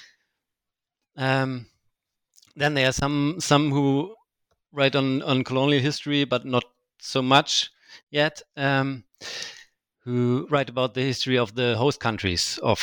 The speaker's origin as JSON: {"language": "English", "country": "Germany", "said": "I know some German history as I'm from Germany"}